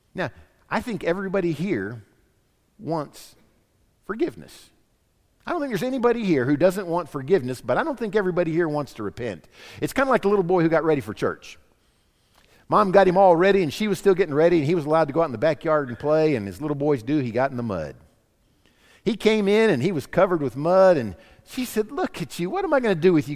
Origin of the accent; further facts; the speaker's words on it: Florida, United States; growing up in Florida for my high school years